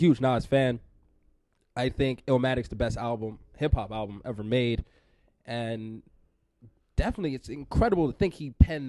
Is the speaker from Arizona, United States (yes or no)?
no; New York, United States; I grew up in New York.